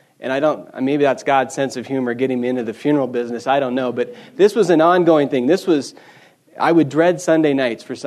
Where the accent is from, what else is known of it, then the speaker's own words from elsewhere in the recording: Bozeman, Montana, United States; I grew up here in Bozeman. Wasn't born here, unfortunately, so I'm not a native. Moved here when I was back here when I was four with my folks.